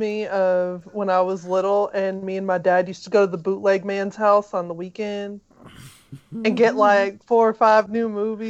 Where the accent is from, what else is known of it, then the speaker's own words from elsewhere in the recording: Memphis, Tennessee, United States; we are from Memphis. It's a scary place.